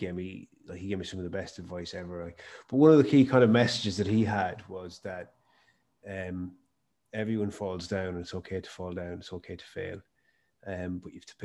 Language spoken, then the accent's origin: English; Mayo, Connacht, Ireland; I started my business in my hometown, and I'm from Mayo